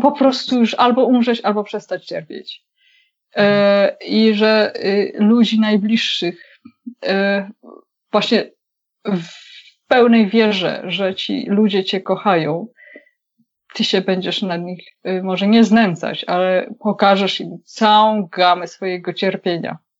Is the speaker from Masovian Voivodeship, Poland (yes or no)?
yes; Wołomin, Masovian Voivodeship, Poland; ja jestem z Wołomina